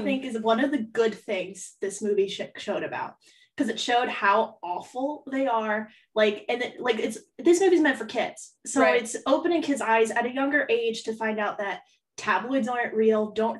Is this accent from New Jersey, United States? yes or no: yes; New Jersey, United States; I was in New Jersey.